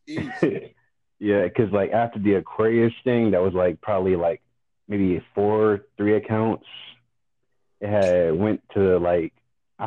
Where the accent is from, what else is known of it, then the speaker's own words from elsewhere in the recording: Fort Lauderdale, Florida, United States; also born or lived in Hollywood, Florida; I'm from Fort Lauderdale, but I was born in Hollywood.